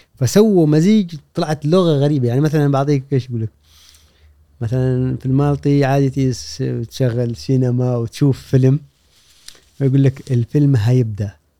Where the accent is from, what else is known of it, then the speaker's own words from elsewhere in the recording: Oman; moved away as an adult; also born or lived in Jordan / Iraq; تركت الدراسه وطلعت من عمان وهاجرت